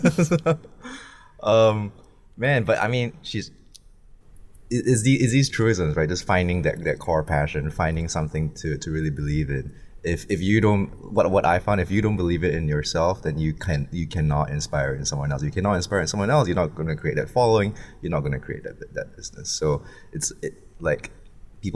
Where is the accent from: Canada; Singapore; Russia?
Singapore; now in Hong Kong; where I grew up in Singapore